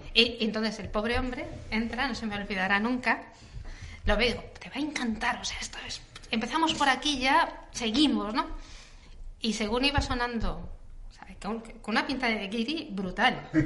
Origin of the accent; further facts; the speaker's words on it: Madrid, Community of Madrid, Spain; yo soy madrileña